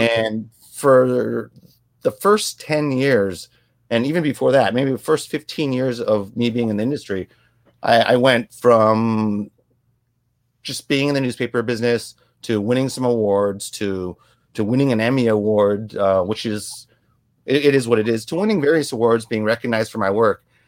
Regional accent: United States; growing up in an Asian household, but then growing up in American communities.

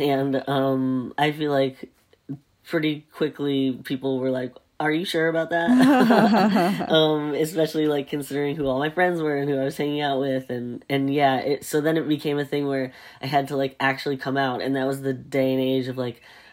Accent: the South, United States; I grew up in the South

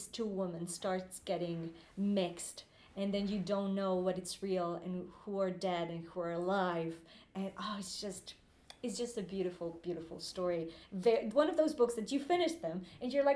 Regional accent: Guadalajara, Jalisco, Mexico; English is a second language; moved away as an adult; now in London, United Kingdom; my hometown, which is Guadalajara in Mexico

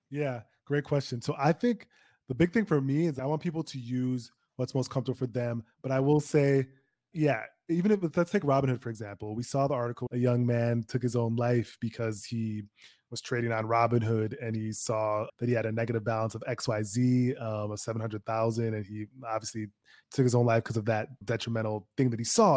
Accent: Minnesota, United States; My parents came from Nigeria, but I'm born and raised in Minnesota

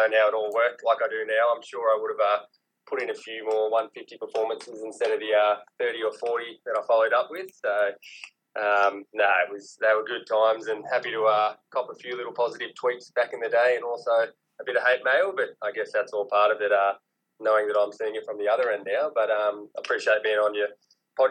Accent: Brisbane, Queensland, Australia; also born or lived in Canberra; So we moved to Brisbane when I was 7

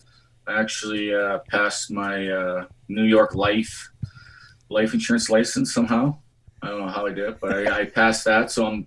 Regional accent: Portage la Prairie, Manitoba, Canada; Portage was, it's definitely a rough town. Still is a rough town. I grew up with three brothers.

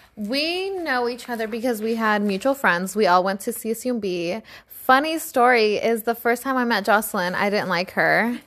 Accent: East Palo Alto, California, United States; moved away; also born or lived in San Jose; I grew up in East Palo Alto. And I then later on moved to San Jose

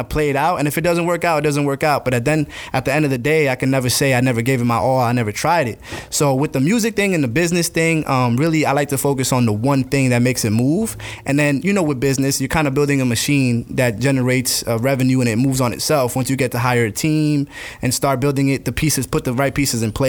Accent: St. Augustine, Florida, United States; also born or lived in New Jersey / Gainesville, Florida; now in Jacksonville, United States; I was raised in St. Augustine because I was, I think, around 10 years old when I actually came down.

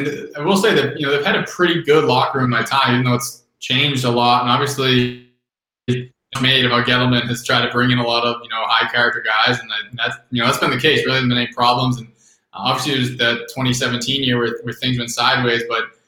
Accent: Boston, Massachusetts, United States; I grew up in Boston

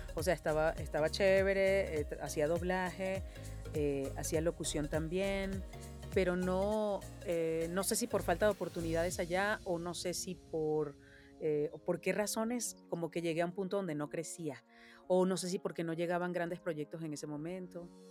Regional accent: Venezuela; moved away as an adult; now in Mexico; por ser venezolana

